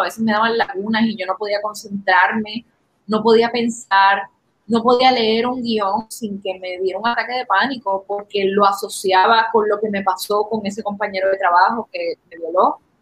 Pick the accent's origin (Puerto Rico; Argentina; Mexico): Puerto Rico; puertorriqueños en particular